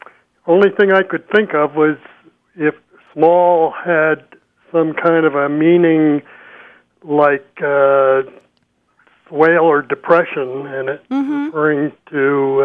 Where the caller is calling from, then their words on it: Dolores, Colorado, United States; Dolores, Colorado.